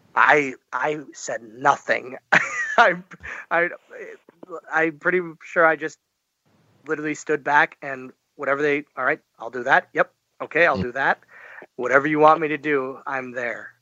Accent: Oshkosh, Wisconsin, United States; from Oshkosh, Wisconsin

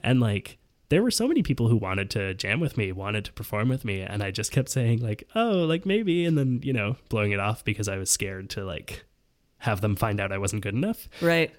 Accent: Vancouver, British Columbia, Canada; moved away; also born or lived in Montreal; I grew up in Vancouver uh-huh. and then in Montreal.

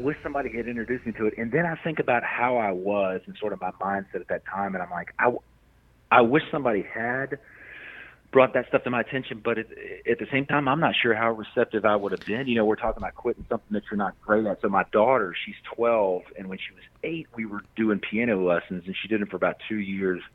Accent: Memphis, Tennessee, United States; also born or lived in Maine; now in Tennessee, United States; I grew up in Memphis

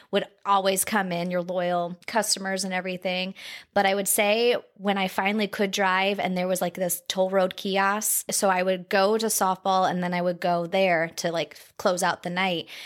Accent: South Bend, Indiana, United States; Well, okay, well, we're from the South Bend area

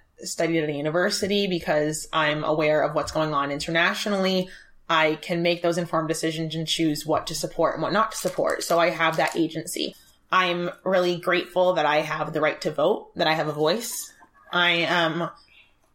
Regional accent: New England, United States; I was born in the United States, in New England, to a family that was able to give me an education.

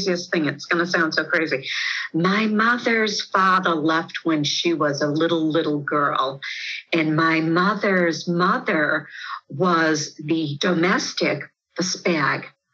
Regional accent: Worcester, Massachusetts, United States; Worcester, I grew up in Worcester

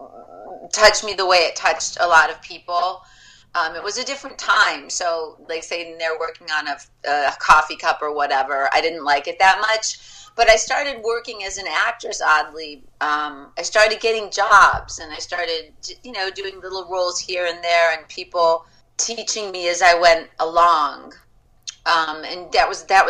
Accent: Michigan, United States; moved away; I grew up in Michigan

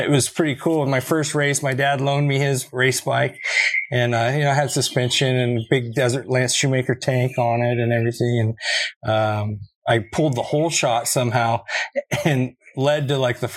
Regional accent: El Cajon, California, United States; growing up in El Cajon, Sandy Lakeside area

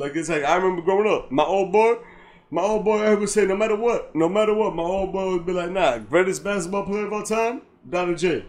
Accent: United States; I'm American, bro.

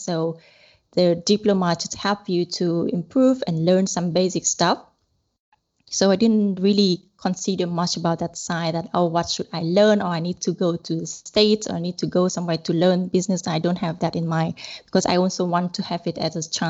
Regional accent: Hanoi, Vietnam; moved away as an adult; also born or lived in Italy / Germany; now in Cyprus; I'm really a typical lady from the north. I'm originally from Hanoi. I was born there and grown up for 23 years. And then I moved to Europe.

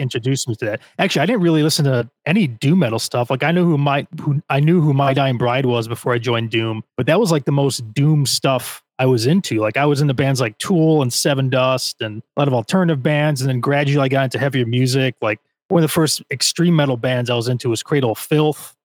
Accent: Chicago, Illinois, United States; I'm from the suburbs of Chicago, and I never go into the city

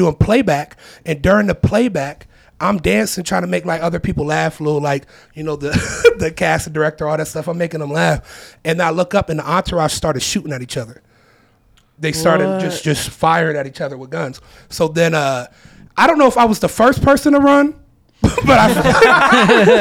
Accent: Akron, Ohio, United States; moved away as an adult; also born or lived in Atlanta / Louisville; I'm from Akron. I lived in Atlanta for 2 years. Then I moved to Louisville for a little bit.

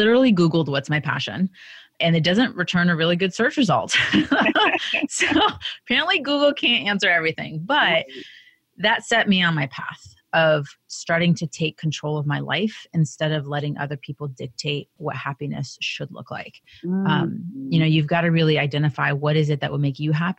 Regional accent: United States; I was born in the United States

